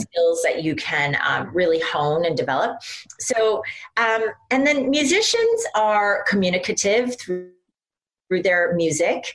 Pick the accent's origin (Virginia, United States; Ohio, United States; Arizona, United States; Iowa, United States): Iowa, United States; now in New York, United States; I grew up in Iowa, there wasn't a lot of outside stimulation